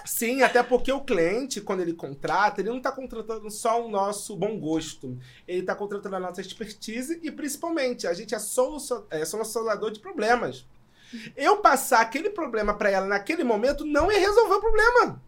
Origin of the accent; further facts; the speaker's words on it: São João de Meriti, Rio de Janeiro, Brazil; eu sou de São João, para quem não conhece, Baixada Fluminense